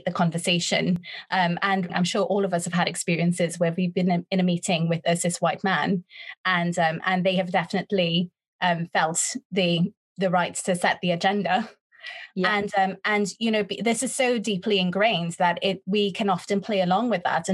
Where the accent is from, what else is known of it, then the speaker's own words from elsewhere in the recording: Trinidad & Tobago; moved away as an adult; I had a lot of confidence growing up in Trinidad